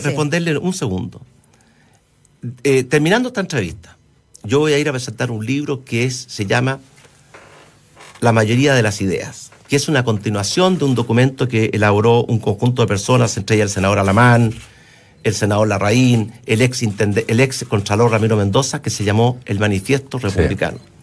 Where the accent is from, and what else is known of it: Chile